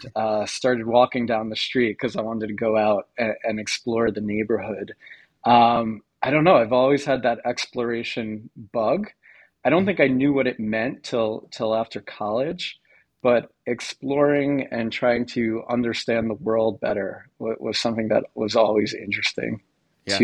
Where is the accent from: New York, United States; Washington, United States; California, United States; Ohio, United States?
New York, United States; Long Island; I grew up on Long Island in a suburb about 45 minutes from Manhattan